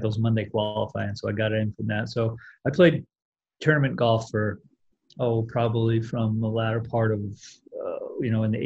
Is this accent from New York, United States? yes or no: yes; Westchester County, New York, United States; I grew up in Westchester County